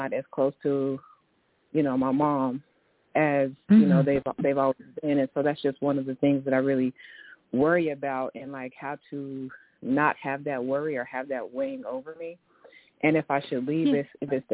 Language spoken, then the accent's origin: English; Tulsa, Oklahoma, United States; I'm from Tulsa, and I've been here my whole life